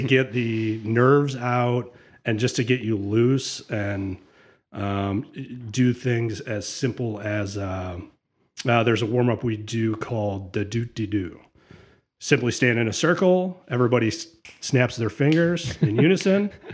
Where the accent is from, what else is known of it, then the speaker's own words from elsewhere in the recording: Sylvania, Ohio, United States; also born or lived in Notre Dame, Indiana; I grew up in Sylvania.